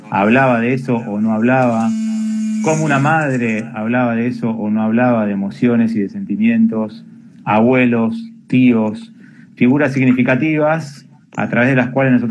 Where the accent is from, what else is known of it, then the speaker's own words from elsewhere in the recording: Argentina; born there; por ahí nacimos en Argentina, pero nuestra familia tiene una impronta que viene de otra cultura